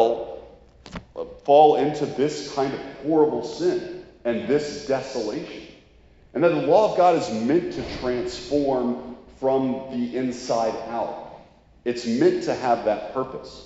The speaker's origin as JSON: {"language": "English", "country": "United States", "said": "we're American consumerists"}